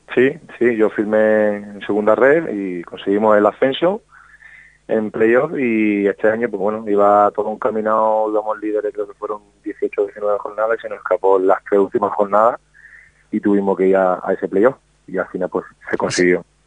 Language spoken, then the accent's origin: Spanish; Málaga, Andalusia, Spain; moved away; en mi tierra con mi familia